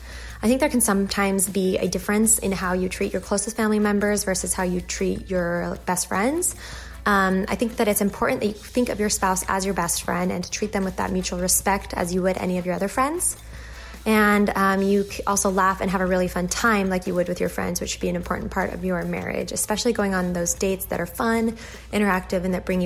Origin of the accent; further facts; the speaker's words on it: Los Angeles, California, United States; I am from Los Angeles, California. I've been married for about 4 years now.